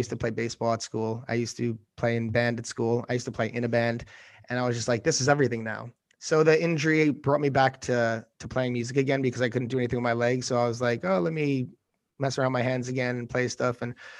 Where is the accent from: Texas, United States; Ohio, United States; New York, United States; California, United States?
New York, United States; New York City; especially as like a New Yorker where you're just like, oh, I gotta do this, I gotta do that.